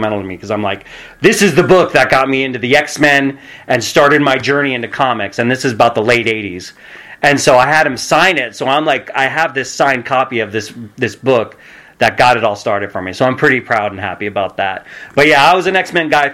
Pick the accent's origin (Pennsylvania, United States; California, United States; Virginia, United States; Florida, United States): California, United States; Redwood City; I grew up in Redwood City, California. So I'm born and bred in the Bay Area.